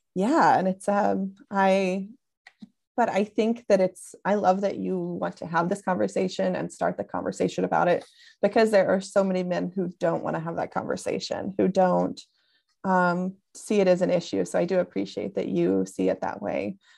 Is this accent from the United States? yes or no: yes; Tennessee, United States; now in California, United States; I'm originally from Tennessee